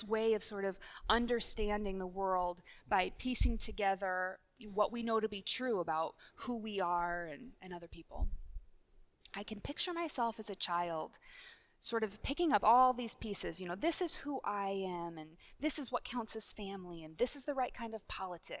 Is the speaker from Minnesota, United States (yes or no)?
yes; Minnesota, United States; we're from the same state